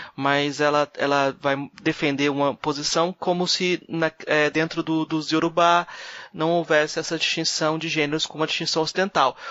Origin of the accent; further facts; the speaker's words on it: Brazil; como brasileiro